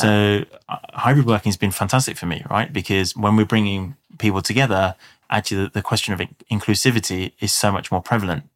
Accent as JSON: {"language": "English", "region": "London", "country": "United Kingdom", "said": "South London."}